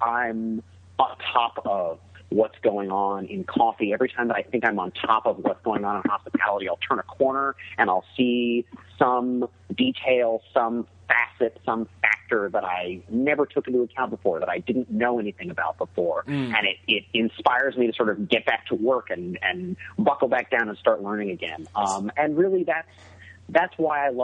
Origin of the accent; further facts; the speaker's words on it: Seattle, Washington, United States; I grew up in Seattle